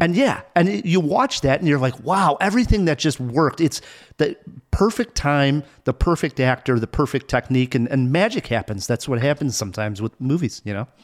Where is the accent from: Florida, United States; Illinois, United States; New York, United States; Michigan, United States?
Illinois, United States; Chicago; I'm a Chicagoan